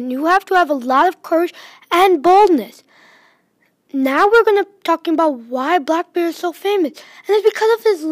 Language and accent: English; Michigan, United States; I'm a fifth grader from Michigan